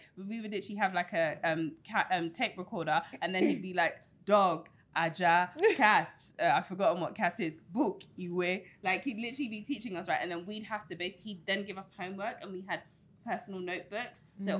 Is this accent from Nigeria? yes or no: yes; Nigeria; And I am also Nigerian, but I am from a different indigenous group.